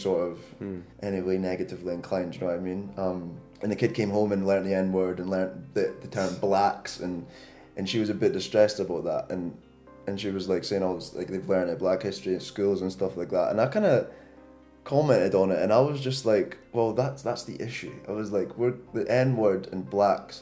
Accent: Scotland, United Kingdom; I'm Scottish. I've like competed for my country, whatever. Like, I'm Scottish through and through

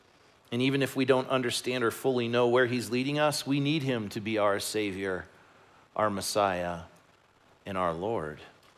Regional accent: Chicago, Illinois, United States; that's the fact that I grew up in Chicago and the Bears are doing really well.

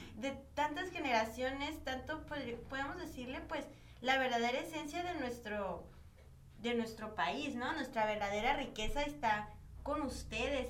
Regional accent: Mexico; yo soy mexicana, ¿no? mexicana, yo nací en México

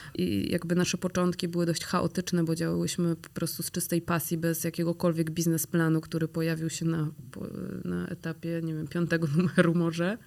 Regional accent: Grudziądz, Kuyavian-Pomeranian Voivodeship, Poland; now in Warsaw, Poland; jesteśmy z Grudziądza

